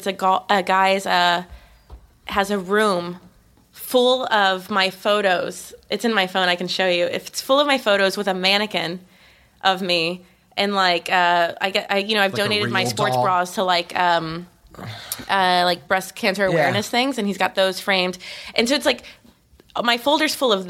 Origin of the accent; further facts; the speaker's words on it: Austin, Texas, United States; now in Los Angeles, United States; like I'm from Austin, Texas. This is where I consider myself. It's the only place I live more than a year.